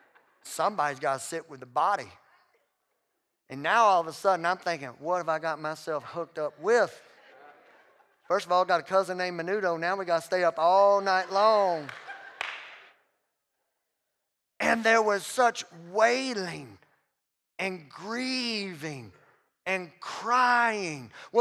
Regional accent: the South, United States; And man, I come from the South where, you know, when a loved one dies, you know, you go to a viewing service.

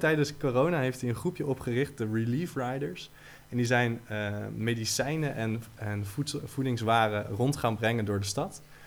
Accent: Utrecht, Netherlands; als Utrechters

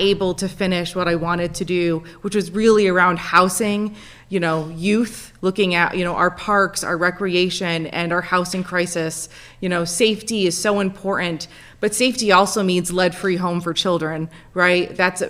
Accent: Jamestown, New York, United States; I was born and raised in Jamestown. … I was actually raised in Ward 6. So I grew up playing on those streets, going to Willard Park, playing by the reservoir

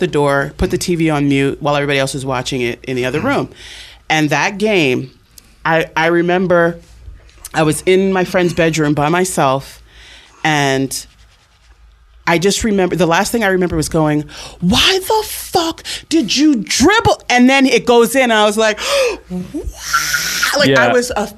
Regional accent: New Jersey, United States; born or raised there

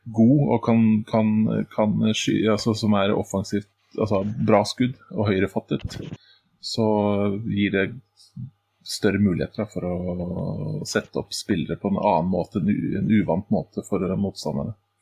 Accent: Oslo, Norway; jeg er jo fra den delen av uh, Oslo som Fred og Santos gjerne bruker som eksempel

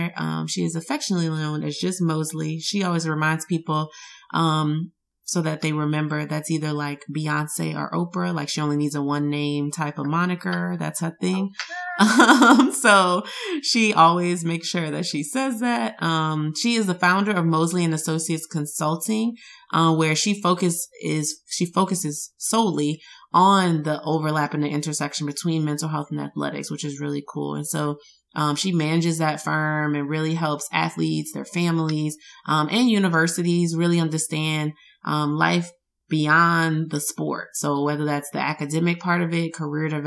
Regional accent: Louisiana, United States; neither one of us say it properly because we're from Louisiana and that's just how we talk

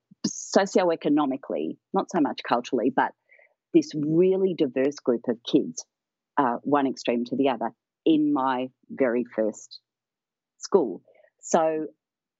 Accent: Melbourne, Victoria, Australia; also born or lived in United Kingdom / Scotland; when we moved from the UK in the 60s to Australia, my parents were doctors. They were young GPs. And they deliberately chose to move to one of the poorest parts of Melbourne in Victoria, where I live

